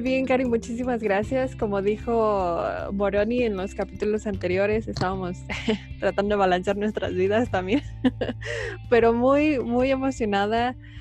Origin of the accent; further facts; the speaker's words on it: Mexico City, Mexico; yo crecí en la Ciudad de México